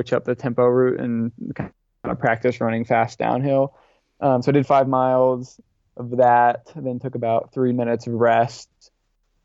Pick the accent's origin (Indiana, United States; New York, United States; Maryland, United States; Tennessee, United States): Indiana, United States; Indianapolis; My family moved there when I was 2. So I was, that's really the only home I ever knew. Grew up on the east side of Indianapolis in Irvington.